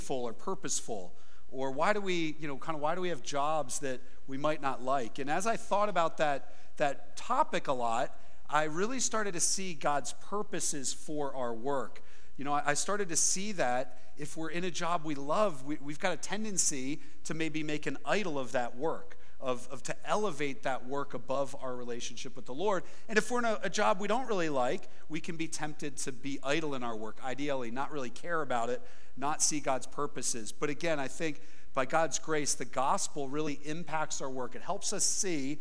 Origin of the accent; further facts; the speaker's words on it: Philadelphia, Pennsylvania, United States; I'm from the Philadelphia area, which is pretty different